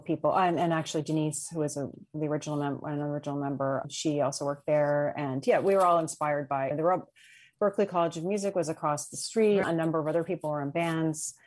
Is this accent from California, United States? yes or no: no; Cambridge, Massachusetts, United States; also born or lived in Duxbury, Massachusetts / Boston, Massachusetts; I had grown up in the Cambridge area.